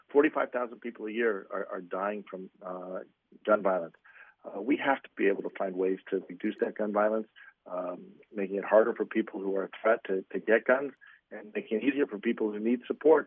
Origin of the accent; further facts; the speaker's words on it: Highland Park, Illinois, United States; this is my hometown. I was with my wife, and we were sheltered in place for much of the afternoon, as were most people in Highland Park.